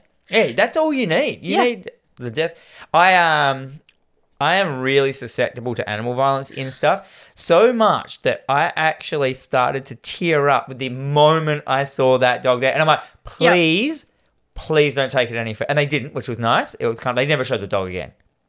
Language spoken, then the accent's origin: English; Australia; accent: Australian; Even though I have an Australian accent.